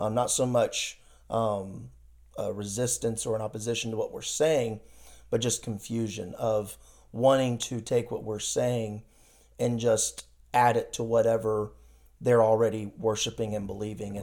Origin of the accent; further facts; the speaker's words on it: Iowa, United States; moved away as an adult; now in Thailand; I grew up in Iowa